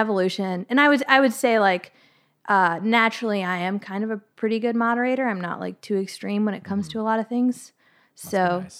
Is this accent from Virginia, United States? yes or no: yes; Virginia, United States; I grew